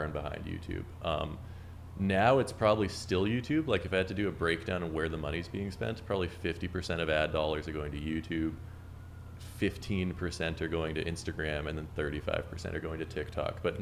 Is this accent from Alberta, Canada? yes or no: no; Winnipeg, Manitoba, Canada; moved away as an adult; now in New York City, United States; I grew up in Winnipeg, Canada, which is like right above Minnesota.